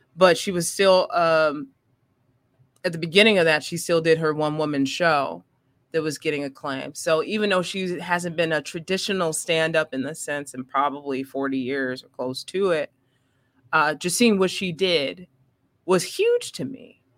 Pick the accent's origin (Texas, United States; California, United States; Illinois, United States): Illinois, United States; Maywood; I'm from the mud, I'm from Maywood, Illinois